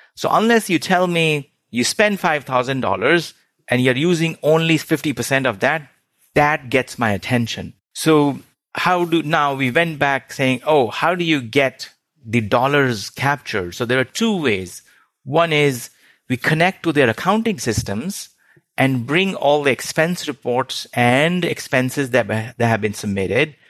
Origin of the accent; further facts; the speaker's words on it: India; moved away as an adult; I grew up in India, did my undergrad there